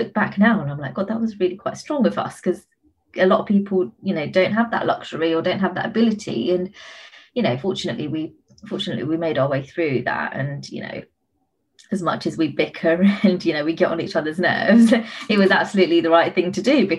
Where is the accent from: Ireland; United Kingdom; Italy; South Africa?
United Kingdom; Being a British Asian is really sort of a constant flip between, you know, your Western life and your Eastern cultural roots